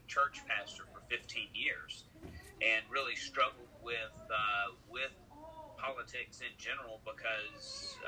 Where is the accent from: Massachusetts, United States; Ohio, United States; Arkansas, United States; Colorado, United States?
Arkansas, United States; West Memphis; I'm from West Memphis, where everything happened.